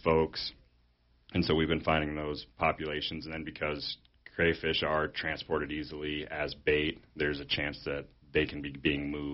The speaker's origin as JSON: {"language": "English", "region": "Wyoming", "country": "United States", "tie": "born or raised there", "said": "growing up in Wyoming"}